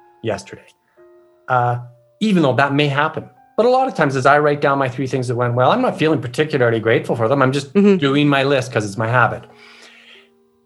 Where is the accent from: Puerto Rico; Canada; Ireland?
Canada; I'm Canadian